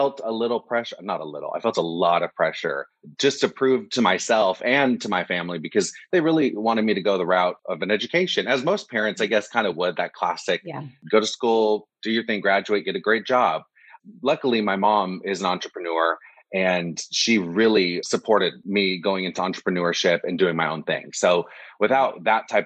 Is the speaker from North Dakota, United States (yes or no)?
no; Orange County, California, United States; I grew up in Los Angeles, well, Orange County, which is about 45 minutes to an hour away from Los Angeles